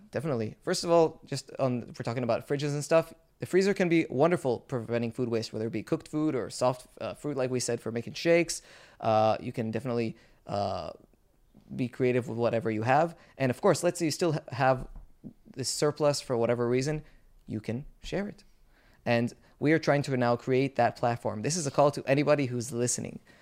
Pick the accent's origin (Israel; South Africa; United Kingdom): Israel; we Israelis